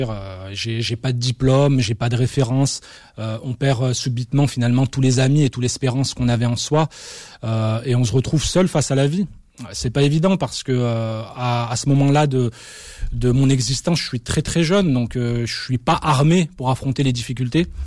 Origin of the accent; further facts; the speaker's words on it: Algeria; now in France; je pense avoir le droit de considérer que je suis un Algérien et que je resterai finalement un Algérien jusqu'à la fin de ma vie sur la terre de la République française